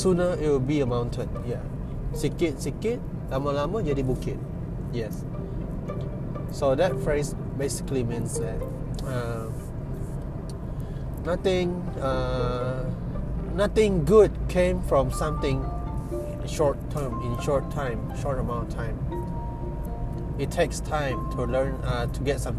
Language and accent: English; Sibu, Sarawak, Malaysia; I'm from Cebu, Sarawak, which is located in Malaysia.